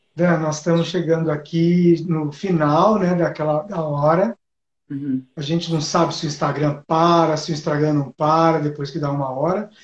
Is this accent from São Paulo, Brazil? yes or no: yes; Ribeirão Preto, São Paulo, Brazil; lá na minha cidade, né? Que eu nasci em Ribeirão Preto, no interior de São Paulo